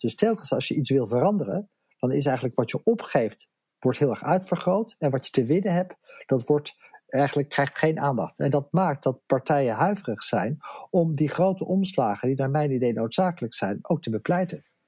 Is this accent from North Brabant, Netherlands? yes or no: no; Amsterdam, North Holland, Netherlands; Ik kom uit Amsterdam